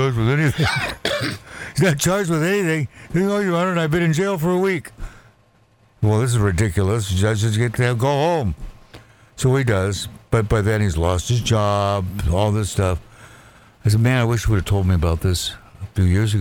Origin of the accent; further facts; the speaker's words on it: Walla Walla, Washington, United States; my hometown of Walla Walla, Washington